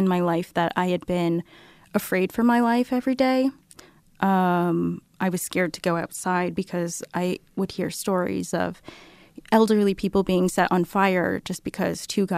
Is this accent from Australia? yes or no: no; Shawnee, Kansas, United States; now in West Des Moines, United States; a person of color growing up in the Midwest. I'm from Shawnee, Kansas